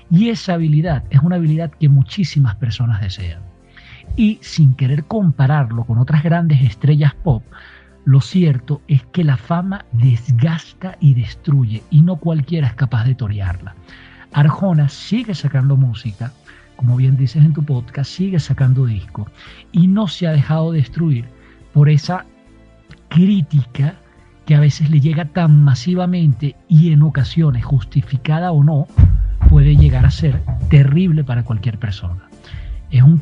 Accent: Maracay, Aragua, Venezuela; now in Quito, Ecuador; Soy de Venezuela, nacido en Maracay. Actualmente estoy viviendo en Quito, Ecuador.

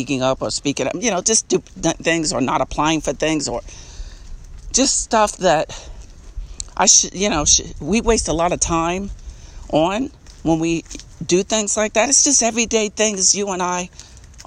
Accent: Long Island, New York, United States; I'm from Long Island, New York, and I was raised in a housing project

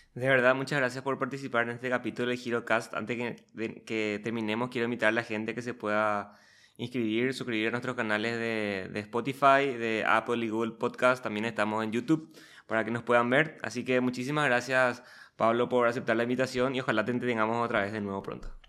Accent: Paraguay

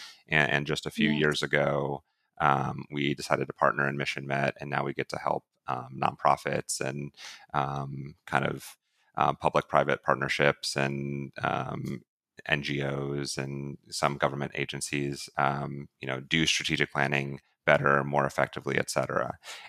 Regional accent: Ohio, United States; I grew up originally in Northeast Ohio and, mm-hmm. and came to Ohio University in Southeast Ohio and have made that my home.

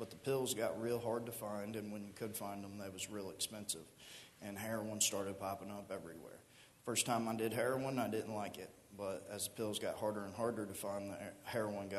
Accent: Miamisburg, Ohio, United States; also born or lived in Riverside, Ohio; I'm 33 years old, and I grew up here in Miamisburg, right here at the end of Kircher Street

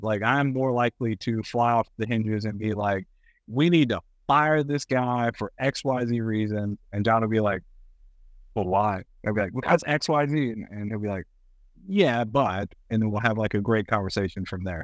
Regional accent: Kentucky, United States; I'm from Kentucky. I love Kentucky. It is my home.

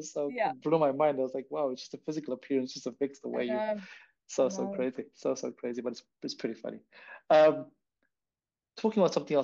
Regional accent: India; now in New Zealand; am Indian. But now I've been living in New Zealand for so long. So I'm like, what the hell? What am I?

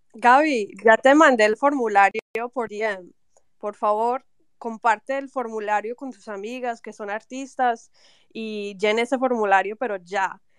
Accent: Medellín, Antioquia, Colombia; yo soy de, yo soy de Medellín

